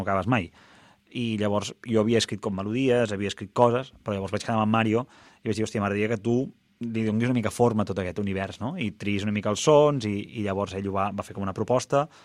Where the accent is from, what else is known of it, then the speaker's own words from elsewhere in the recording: La Bisbal d'Empordà, Catalonia, Spain; la Bisbal, que és el meu, el meu poble, diguéssim, i... Bueno, diguéssim, no, és el meu poble.